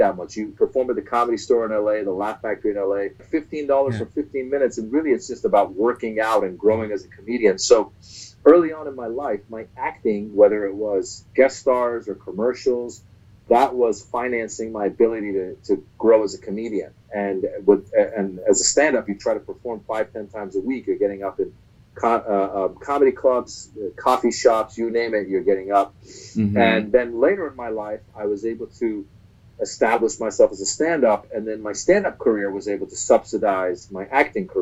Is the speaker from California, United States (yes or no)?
yes; Northern California, United States; also born or lived in Iran; now in Los Angeles, United States; We left from Iran late 78 and then ended up in Northern California, where I grew up the rest of my life.